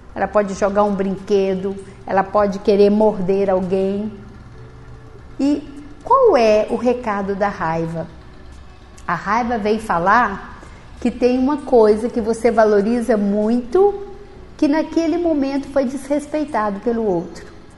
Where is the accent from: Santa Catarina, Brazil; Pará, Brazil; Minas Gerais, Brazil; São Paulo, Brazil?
Minas Gerais, Brazil; interior of; moved away; na minha infância, eu vim de uma família grande, eu tenho nove irmãos, vim do interior de Minas